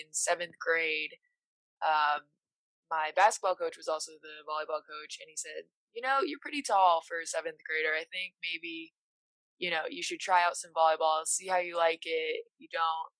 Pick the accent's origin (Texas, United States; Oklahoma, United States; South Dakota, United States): South Dakota, United States; Rapid City; I am originally from Rapid City, South Dakota, and I am from the Cheyenne River Sioux Tribe